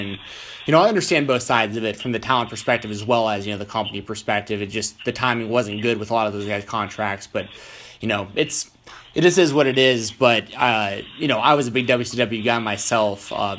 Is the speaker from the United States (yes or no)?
yes; Atlanta, Georgia, United States; I grew up in Atlanta, Georgia